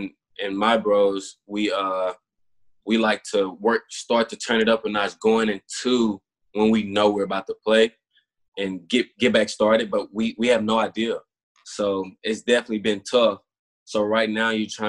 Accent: Bassfield, Mississippi, United States; moved away as an adult; now in Houston, United States; my hometown, Bassfield, Mississippi

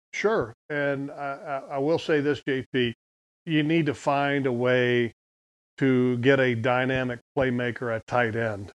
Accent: United States; I'm an American.

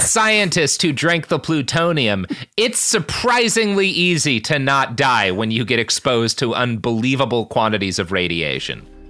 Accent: United States; as an American

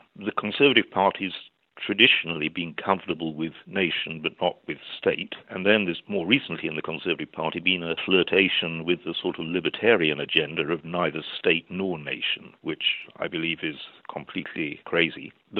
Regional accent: Sheffield, Yorkshire and the Humber, United Kingdom; now in London, United Kingdom; I grew up in Sheffield. I was next door on all sides to Scots.

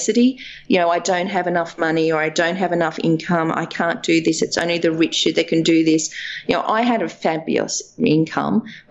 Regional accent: Dubbo, New South Wales, Australia; I grew up in Dubbo on a farm.

